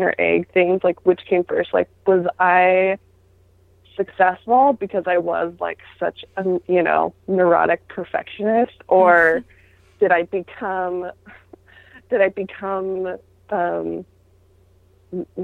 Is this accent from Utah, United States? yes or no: yes; Utah, United States; I grew up in Utah, where that was the norm